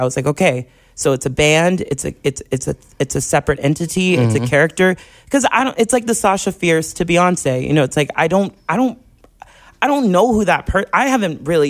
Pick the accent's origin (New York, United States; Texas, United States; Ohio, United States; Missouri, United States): Texas, United States; Corpus Christi; I'm from Corpus.